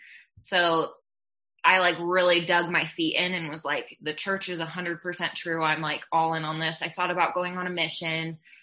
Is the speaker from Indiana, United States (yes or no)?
no; Utah, United States; also born or lived in Netherlands; I grew up in Utah for a little bit and then we moved around quite a bit. And, I ended up graduating high school in the Netherlands.